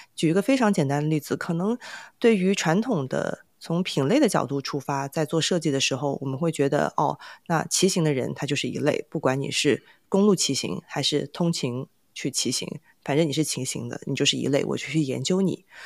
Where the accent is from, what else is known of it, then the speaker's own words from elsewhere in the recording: China; 我自己也来自于 中国民营企业之乡